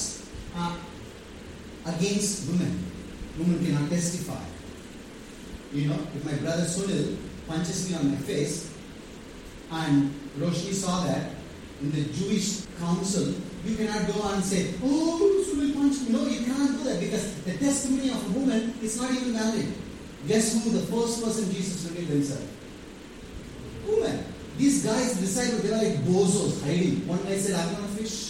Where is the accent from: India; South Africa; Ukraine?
India; Vellore, Tamil Nadu; also born or lived in Tirunelveli; I'm some Vellurian, proud Vellurian.